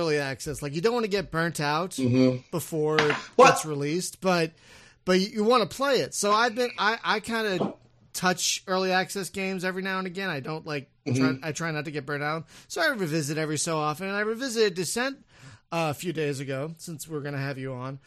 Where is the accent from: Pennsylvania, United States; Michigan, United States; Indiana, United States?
Pennsylvania, United States; Philadelphia; I'm from Philadelphia